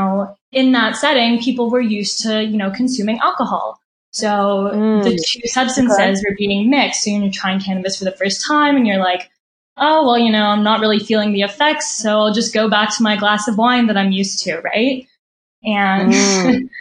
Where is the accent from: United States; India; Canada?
Canada; we're Canadian